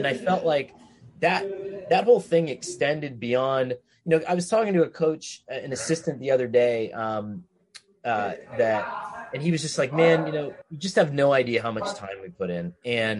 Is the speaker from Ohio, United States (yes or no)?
no; Scranton, Pennsylvania, United States; born or raised there